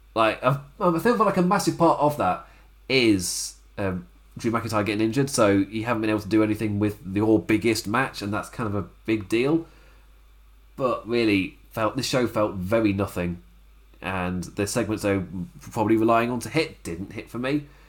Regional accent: England, United Kingdom; I'm saying this as an English person in lockdown

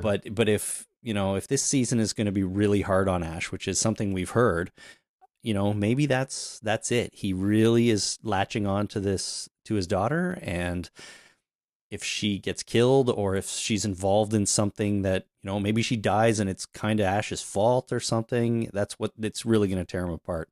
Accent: Canada; I'm Canadian

